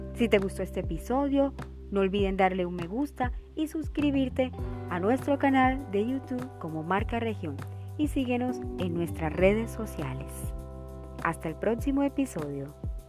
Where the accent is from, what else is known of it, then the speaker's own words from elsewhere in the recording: Montería, Córdoba, Colombia; Montería, mi tierra del alma